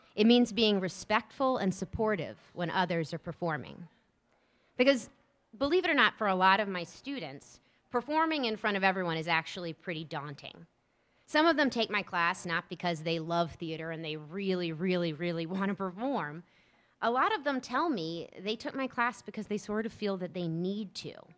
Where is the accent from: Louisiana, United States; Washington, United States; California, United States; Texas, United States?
Louisiana, United States; New Orleans; also born or lived in Columbus, Ohio / Atlanta, Georgia; now in Rockville, United States; I'm originally from New Orleans, Louisiana, uh, that will always be my home